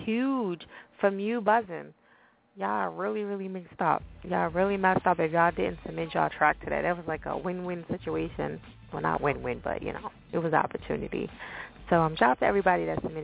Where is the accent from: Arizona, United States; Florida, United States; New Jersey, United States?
New Jersey, United States; I'm from Jersey, so I speak really crazy.